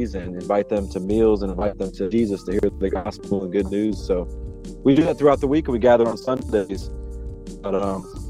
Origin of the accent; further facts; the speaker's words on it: Charlotte, North Carolina, United States; moved away as an adult; growing up in the biblical South. I didn't hear the good news until I moved back here